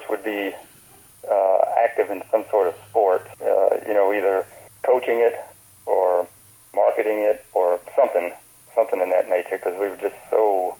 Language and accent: English; Nicholasville, Kentucky, United States; growing up in Nicholasville was great